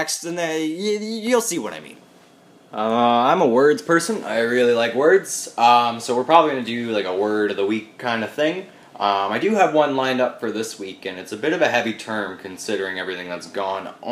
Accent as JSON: {"language": "English", "town": "Peterborough", "region": "Ontario", "country": "Canada", "tie": "born or raised there", "also_born_or_lived": "Whistler, British Columbia", "said": "I was born in Peterborough in October of 1996, and I've been here pretty much ever since."}